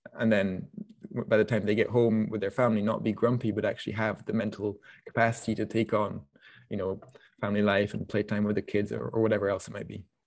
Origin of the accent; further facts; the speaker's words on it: France; moved away; also born or lived in Scotland; I grew up in France, so I, that means that I grew up, you know, going to the markets on Saturday mornings